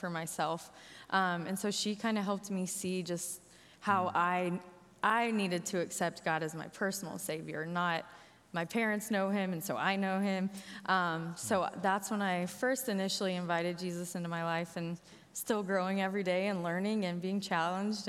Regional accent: Lexington, United States; also born or lived in Joplin, Missouri; I grew up in Lexington, not too far from here

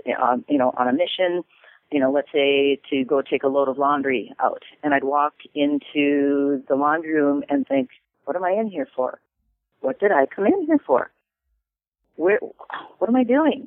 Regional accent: Minnesota, United States; I'm from Minnesota

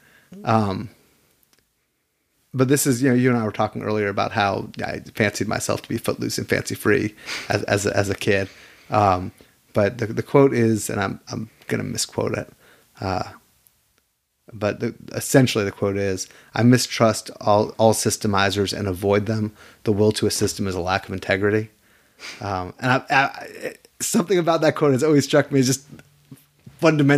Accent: United States; as an American

